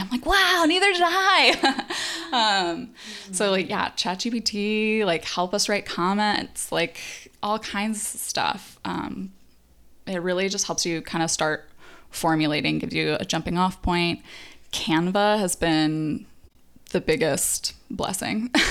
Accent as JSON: {"language": "English", "town": "Phoenix", "region": "Arizona", "country": "United States", "moved": "yes", "lives_now": "Los Angeles, United States", "said": "from Phoenix, Arizona"}